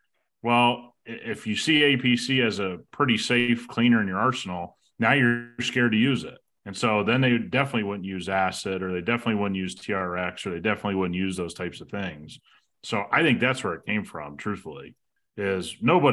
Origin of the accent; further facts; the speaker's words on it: Midwest, United States; we grew up in the Midwest